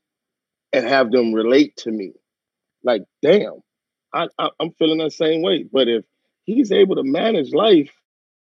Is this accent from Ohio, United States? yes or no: no; Los Angeles, California, United States; also born or lived in Westwood Hills; I grew up in Watts